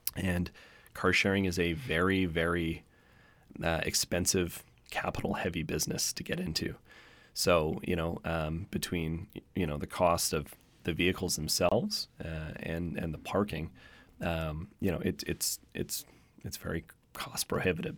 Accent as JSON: {"language": "English", "town": "Victoria", "region": "British Columbia", "country": "Canada", "tie": "born or raised there", "moved": "yes", "lives_now": "Vancouver, Canada", "said": "I grew up in Victoria, and when I grew up in Victoria"}